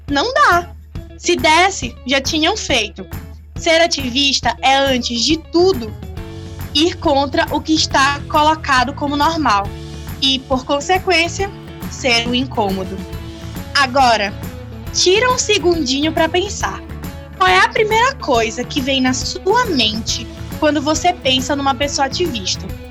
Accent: Brazil; eu sou do Brasil

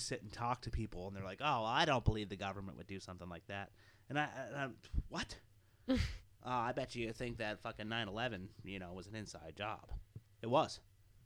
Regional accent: United States

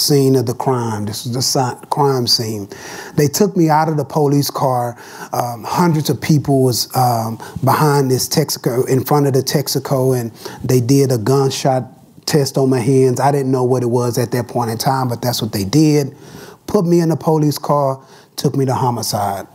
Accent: Dallas, Texas, United States; As a young man growing up in Dallas, Texas

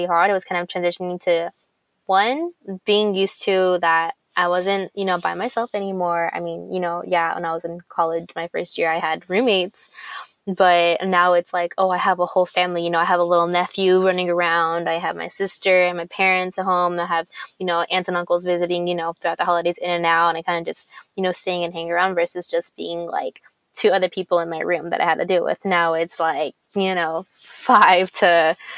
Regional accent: Long Beach, California, United States; we grew up in the hood, you know, we grew up in Eastside Long Beach

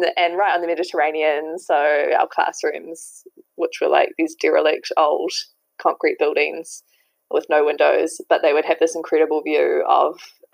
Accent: a small town just outside Auckland, New Zealand; moved away as an adult; now in Paris, France; I'm originally from a small town, which is just outside of Auckland, and then moved into the city, into Auckland City

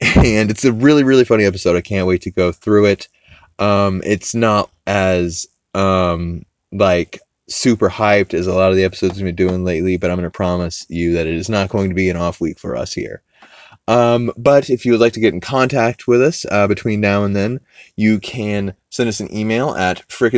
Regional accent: the South, United States; And like I said, as a Southerner, it just kept hitting me in all the right places.

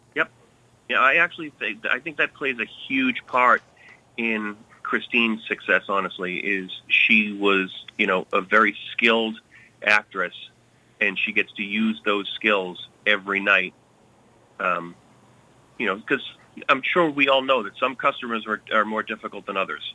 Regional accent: Billerica, Massachusetts, United States; moved away as an adult; also born or lived in Lowell / New York City; I grew up in Billerica, but spent most of my time actually in Lowell.

